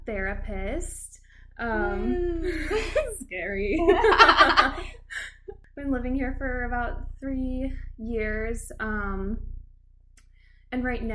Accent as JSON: {"language": "English", "town": "Mitchell", "region": "South Dakota", "country": "United States", "tie": "born or raised there", "moved": "as an adult", "lives_now": "Omaha, United States", "said": "I'm just a small town girl from Mitchell, South Dakota."}